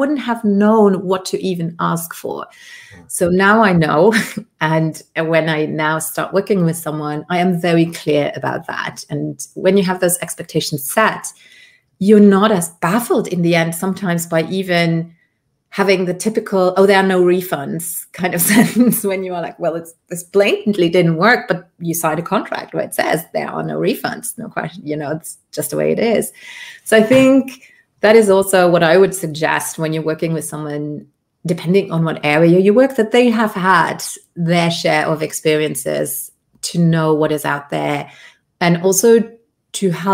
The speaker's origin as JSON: {"language": "English", "country": "Luxembourg", "tie": "born or raised there", "also_born_or_lived": "Colombia / United Kingdom", "accent": "British", "first_language": "Luxembourgish", "second_language": "English", "moved": "yes", "said": "So I was raised in Luxembourg, Europe, which is a grand duchy."}